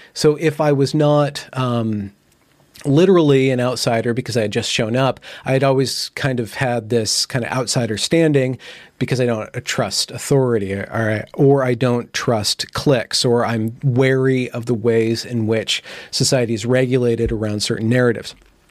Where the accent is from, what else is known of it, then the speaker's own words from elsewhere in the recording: Loomis, California, United States; also born or lived in Rocklin; So I grew up in California, moving around from one place to another, to another, to another.